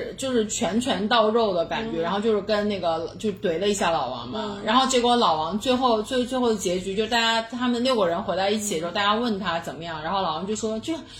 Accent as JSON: {"language": "Chinese", "town": "Xi'an", "region": "Shaanxi", "country": "China", "said": "哦天哪，我们西安人真太好了。"}